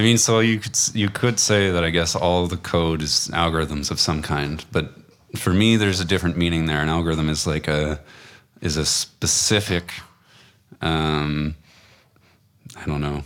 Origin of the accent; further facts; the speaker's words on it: Waterloo, Ontario, Canada; I was actually from Waterloo. It was a home birth